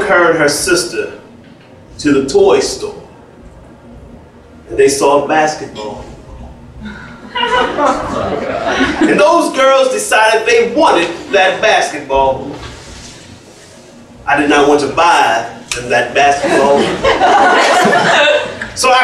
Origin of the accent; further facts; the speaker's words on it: Baltimore, Maryland, United States; I'm from from Baltimore.